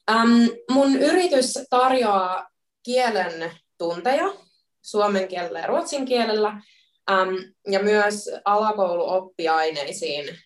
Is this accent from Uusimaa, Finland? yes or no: yes; Helsinki, Uusimaa, Finland; moved away as an adult; also born or lived in Turku, Finland / Sweden / Middle East; now in Melbourne, Australia; mä oon alun perin Helsingistä kotoisin ja opiskellut Turun yliopistossa luokan opettajaksi ja suomen kielen opettajaksi